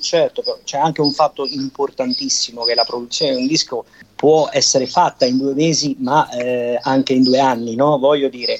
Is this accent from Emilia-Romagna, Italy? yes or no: no; Naples, Campania, Italy; sono napoletano